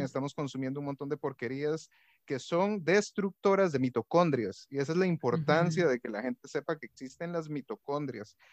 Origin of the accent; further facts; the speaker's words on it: Guatemala; moved away as an adult; now in Costa Rica; me mudé aquí a Costa Rica, porque yo soy guatemalteco